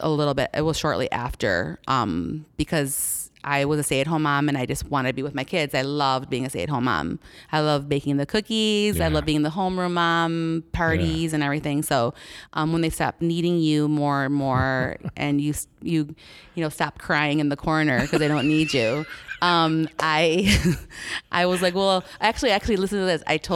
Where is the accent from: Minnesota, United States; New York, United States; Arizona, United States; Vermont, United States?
New York, United States; Buffalo; now in Naperville, United States; Who am I? … I am currently right now living in Naperville, Illinois.